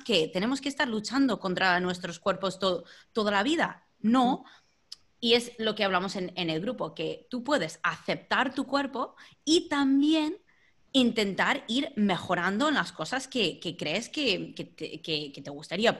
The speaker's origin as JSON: {"language": "Spanish", "country": "United States", "second_language": "Spanish", "moved": "yes", "lives_now": "Spain", "said": "soy estadounidense"}